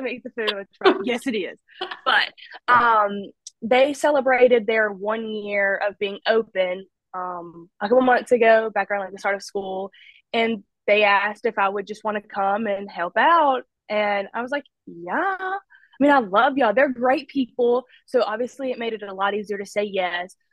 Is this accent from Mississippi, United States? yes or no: yes; Olive Branch, Mississippi, United States; also born or lived in Amory, Mississippi; now in Oxford, United States; I was born in Amory, Mississippi, and I moved to Olive Branch, Mississippi, and I graduated from Lewisburg